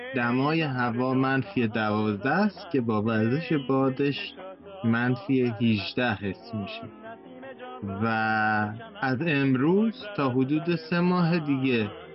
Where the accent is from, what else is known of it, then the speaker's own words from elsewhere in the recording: Iran; now in Canada; ماهایی که خارج از ایران هستیم